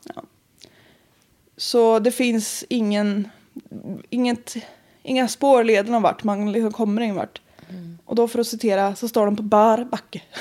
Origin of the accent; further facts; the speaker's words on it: Östergötland, Sweden; accent: Östgötska; Jag var hos mina föräldrar, åkte dit mm. igår. Mm. Så om jag pratar mer östgötska